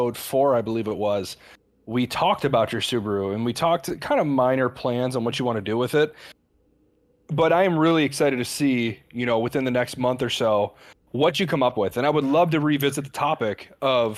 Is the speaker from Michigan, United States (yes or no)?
yes; Detroit, Michigan, United States; I'm from the Detroit area, rather. I grew up in the muscle car scene.